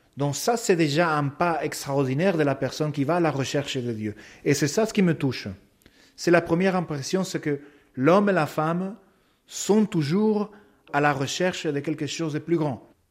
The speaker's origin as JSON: {"language": "French", "country": "Paraguay", "second_language": "French", "moved": "as an adult", "lives_now": "France", "said": "chez moi au Paraguay"}